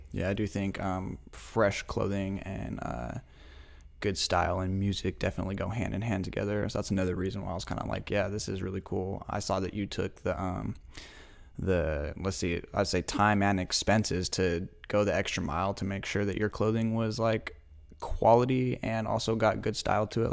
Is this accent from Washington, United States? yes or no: yes; Spokane, Washington, United States; also born or lived in Moscow, Idaho / Lewiston / Pullman / Medical Lake; eventually we ended up in Spokane around, like, the second and third grade